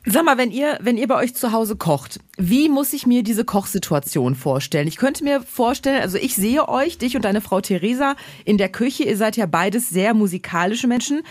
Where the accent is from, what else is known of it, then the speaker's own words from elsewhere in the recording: Ruhr area and Münsterland, North Rhine-Westphalia, Germany; Also ich bin halb im Ruhrgebiet, halb im Münsterland aufgewachsen